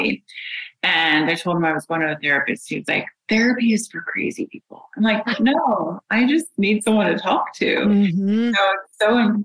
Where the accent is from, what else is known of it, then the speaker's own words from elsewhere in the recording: Indiana, United States; I'm from Indiana. My dad is a therapist, and grew up with that.